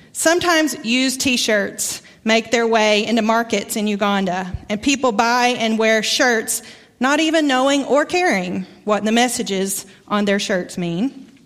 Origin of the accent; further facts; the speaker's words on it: Arkansas, United States; accent: Arkansas; moved away; My accent comes from Arkansas. Haven't lived there in a long time.